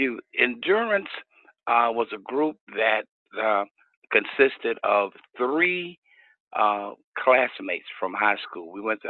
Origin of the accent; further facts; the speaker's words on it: Houston, Texas, United States; also born or lived in Austin, Texas; So my family moved to Houston. And so I grew up here in Houston, went to school here and been here all of my life and raised my kids here. And still in Houston, Texas.